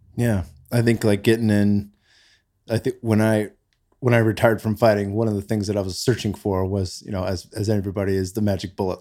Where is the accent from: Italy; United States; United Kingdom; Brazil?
United States; Bay Area, California; moved away as an adult; now in Austin, Texas, United States; I grew up in the Bay Area, not far from where you live now